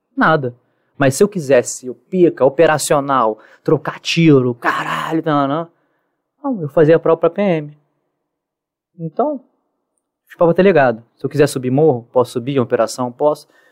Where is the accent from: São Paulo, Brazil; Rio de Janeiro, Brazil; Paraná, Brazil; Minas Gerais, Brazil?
Rio de Janeiro, Brazil; Sou carioca